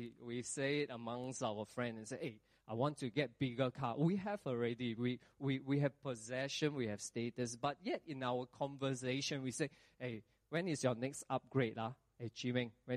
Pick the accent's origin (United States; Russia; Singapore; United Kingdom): Singapore; we as Singaporean